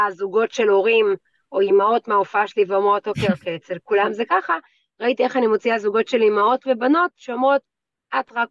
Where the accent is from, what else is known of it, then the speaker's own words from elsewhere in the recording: Tel Aviv, Tel Aviv District, Israel; אני דתייה, כן. גדלתי mm-hmm. כזה בתל אביב, תיכון דתי, כיתות רק של בנות, בני עקיבא